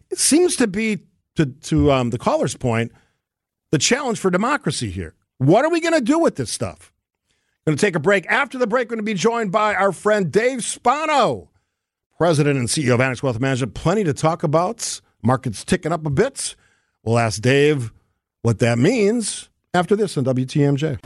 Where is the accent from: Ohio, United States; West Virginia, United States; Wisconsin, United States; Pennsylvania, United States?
Wisconsin, United States; I'm from Wisconsin